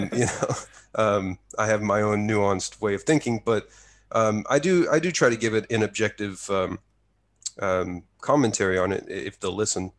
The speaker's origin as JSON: {"language": "English", "area": "near Waco", "region": "Texas", "country": "United States", "tie": "born or raised there", "moved": "yes", "lives_now": "Japan", "said": "my hometown is about an hour's drive from Waco."}